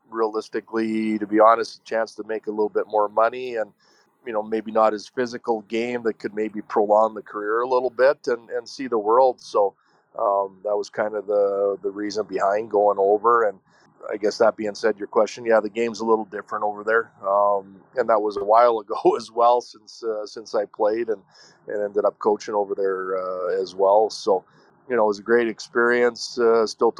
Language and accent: English; Medicine Hat, Alberta, Canada; I grew up in Medicine Hat